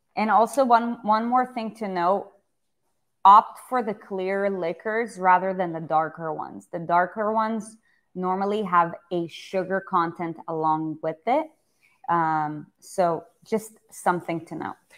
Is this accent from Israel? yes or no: yes; Israel; moved away; I grew up in Israel